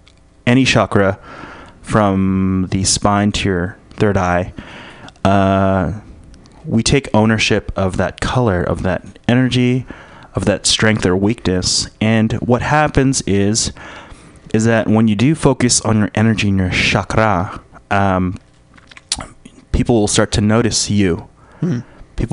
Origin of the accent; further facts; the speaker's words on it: Philippines; I'm a Filipino.